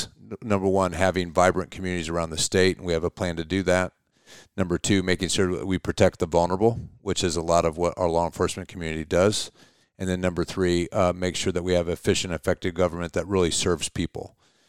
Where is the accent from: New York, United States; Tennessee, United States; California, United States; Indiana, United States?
Indiana, United States; Auburn; also born or lived in Butler; I grew up in Butler, Indiana, town of 2,500 people. When I was 15, we moved to Auburn, a metropolis of 12,000 people. So I grew up in small towns.